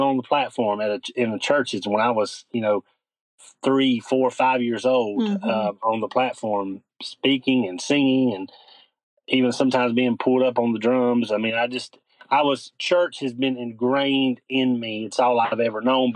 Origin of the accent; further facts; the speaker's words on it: North Carolina, United States; born and raised in North Carolina. That's where I currently am